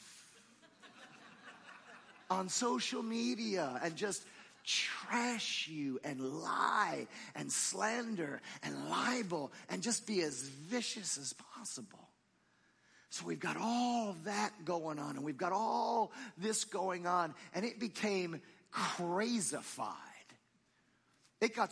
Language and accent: English; New Jersey, United States; moved away; I grew up in New Jersey